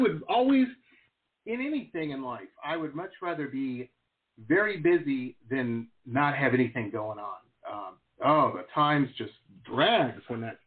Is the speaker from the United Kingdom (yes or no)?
no; Detroit, Michigan, United States; also born or lived in Dearborn, Michigan; I grew up in Metro Detroit